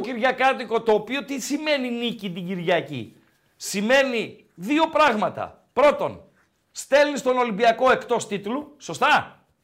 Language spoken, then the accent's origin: Greek; Komotini, East Macedonia and Thrace, Greece; Και εμένα η πατρίδα μου είναι η κομμωτινή.